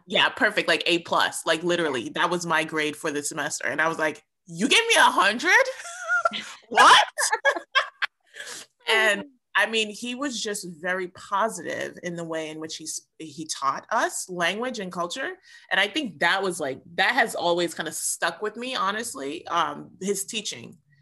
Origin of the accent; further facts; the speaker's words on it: New York City, New York, United States; my family is Jamaican, but I was, I was born and raised in New York City.